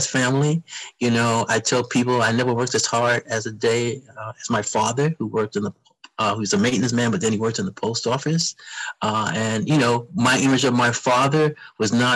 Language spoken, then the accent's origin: English; New York City, New York, United States; moved away as an adult; also born or lived in Washington, D.C.; I grew up in the South Bronx. I was born in 1950. I grew up in the South Bronx